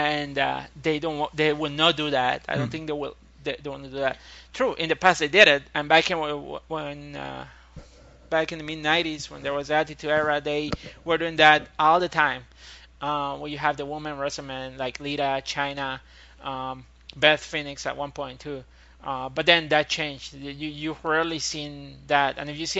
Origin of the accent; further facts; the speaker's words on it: Puerto Rico; I'm from Puerto Rico